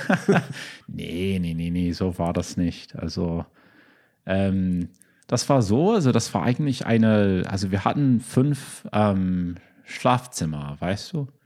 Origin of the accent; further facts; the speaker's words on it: United States; German is a second language; also born or lived in Berlin / Boston; now in Chicago, United States; als Amerikaner